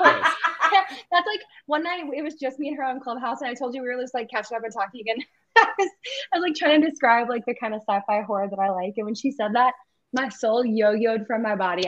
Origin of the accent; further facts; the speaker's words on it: the South, United States; you and I both are from the South, but like growing up in the South and like growing up in the church